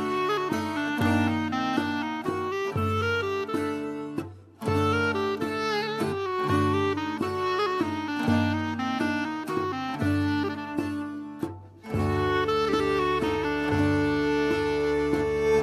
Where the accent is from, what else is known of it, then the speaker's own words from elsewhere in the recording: Burgas, Burgas Province, Bulgaria; moved away as an adult; also born or lived in Yambol, Bulgaria / New Orleans, United States; now in United States; I'm originally from Bulgaria, on the Black Sea. The town is called Burgas. I wasn't born there. I was born in the middle of the country in this place called Yambol.